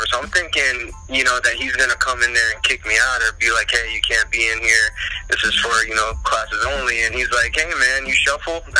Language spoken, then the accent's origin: English; New Jersey, United States; moved away as an adult; also born or lived in San Diego, California; now in South Florida, United States; I was born and raised in New Jersey.